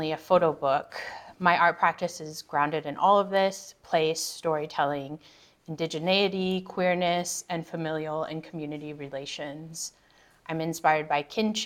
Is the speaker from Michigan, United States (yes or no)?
no; Nome, Alaska, United States; moved away; I'm from Nome and come from the Inupiaq of Northwest Alaska